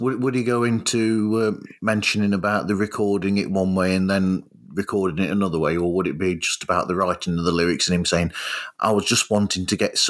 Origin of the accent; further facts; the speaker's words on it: United Kingdom; As a Brit